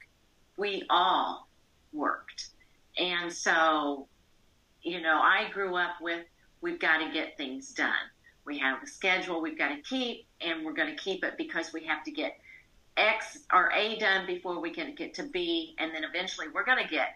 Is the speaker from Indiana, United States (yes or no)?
yes; central Indiana, United States; I grew up in central Indiana